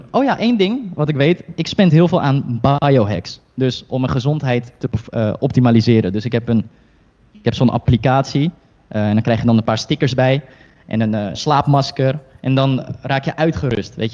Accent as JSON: {"language": "Dutch", "town": "Heerhugowaard", "region": "North Holland", "country": "Netherlands"}